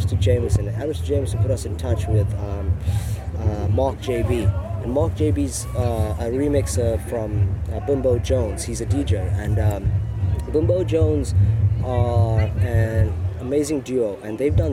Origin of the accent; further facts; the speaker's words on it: Durban, KwaZulu-Natal, South Africa; I'm from Durban, KwaZulu-Natal